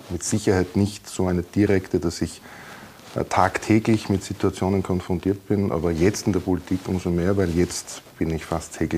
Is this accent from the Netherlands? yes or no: no; Burgenland, Austria; als Burgenländer, egal in welcher Region man geboren ist, aufgewachsen ist, kennt man den Neusiedlersee.